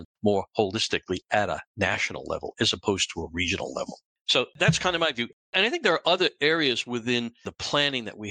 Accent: Boston, Massachusetts, United States; I come from Boston. I'm right now up the street from Boston, more or less

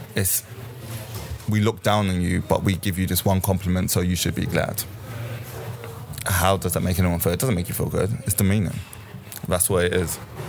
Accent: Jamaica; born there; Me personally, I'm Jamaican. I was born in Jamaica, and I was in Jamaica on holiday because I raised my entire life in this city.

